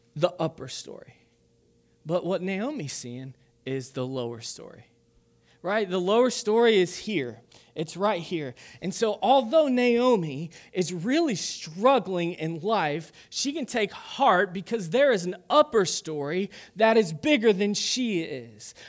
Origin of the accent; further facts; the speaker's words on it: Kentucky, United States; I'm from Kentucky